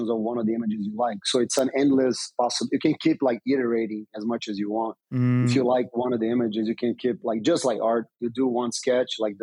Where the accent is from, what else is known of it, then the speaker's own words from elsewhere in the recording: Brazil; also born or lived in United States; I'm a former pro skater from Brazil. I was born in Brazil, became a U.S. citizen, so I have dual citizenship.